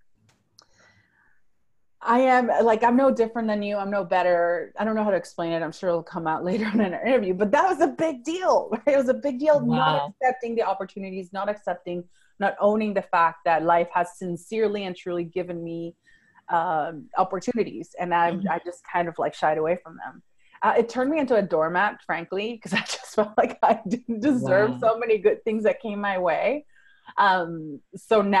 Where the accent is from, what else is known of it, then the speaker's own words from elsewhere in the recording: Venezuela; first language Spanish; English is a second language; moved away as an adult; now in Fort Worth, United States; So I was born and raised in Venezuela. That's South America. I grew up speaking Spanish, and then later on I spoke Italian up until age 15. So English is my third language.